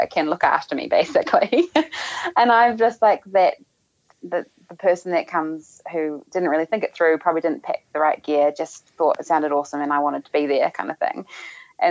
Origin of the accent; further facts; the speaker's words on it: New Zealand; being a Kiwi